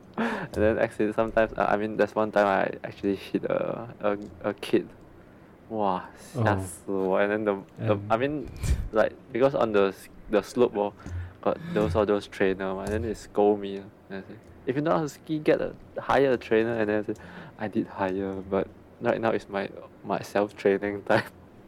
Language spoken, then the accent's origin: English; Malaysia; as a Malaysian. Of course, first of all, our country doesn't have the chance let us play.